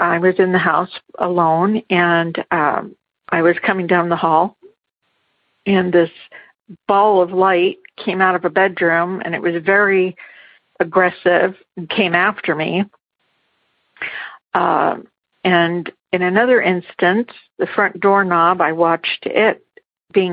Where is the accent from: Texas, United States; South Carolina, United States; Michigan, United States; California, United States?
California, United States; Garden Grove; We grew up in Garden Grove, California, and that's where his parents were, as well as my parents